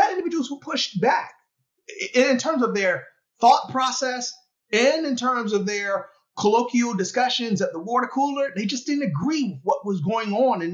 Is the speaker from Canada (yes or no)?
no; Philadelphia, Pennsylvania, United States; In Philadelphia, in my hometown